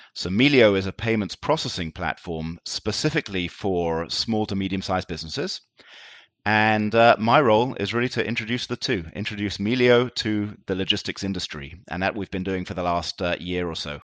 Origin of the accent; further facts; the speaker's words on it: London, United Kingdom; moved away as an adult; now in Tel Aviv, Israel; I, uh, grew up in London, and I went to school in London